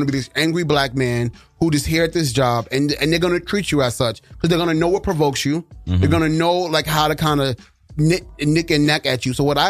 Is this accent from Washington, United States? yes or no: no; New York City, New York, United States; I'm from Brooklyn.